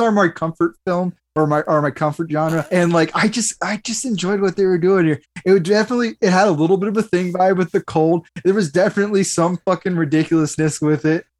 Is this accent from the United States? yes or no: yes; United States; as an American